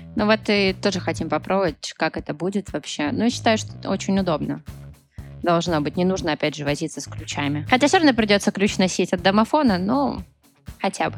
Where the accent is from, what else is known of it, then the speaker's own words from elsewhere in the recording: Petrozavodsk, Republic of Karelia, Russia; я, кстати, из Республики Карелия, город Петрозаводск